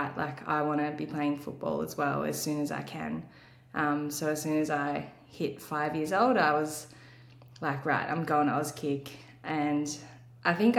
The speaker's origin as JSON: {"language": "English", "town": "Wangaratta", "region": "Victoria", "country": "Australia", "tie": "born or raised there", "said": "I sort of knew that that was going to be my pathway growing up in Wangaratta."}